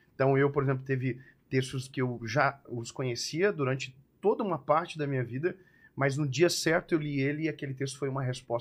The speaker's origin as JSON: {"language": "Portuguese", "town": "Joinville", "region": "Santa Catarina", "country": "Brazil", "said": "Eu sou de Joinville, sou de Joinvilleense"}